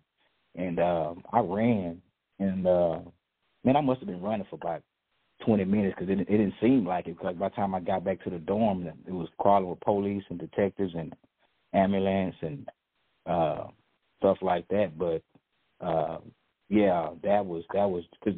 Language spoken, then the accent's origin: English; Dallas, Texas, United States; You know I was raised in South Dallas, and I was raised by my mom and my grandmother and uncles and aunts